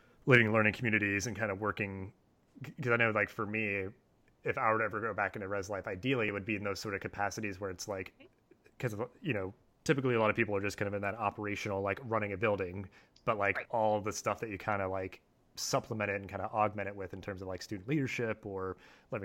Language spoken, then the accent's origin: English; Delaware, United States; moved away; growing up in Delaware